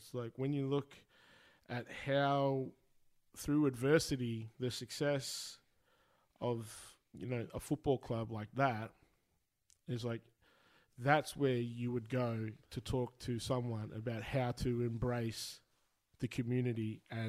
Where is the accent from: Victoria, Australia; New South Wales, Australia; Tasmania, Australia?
Victoria, Australia; Shepparton; growing up in Shepparton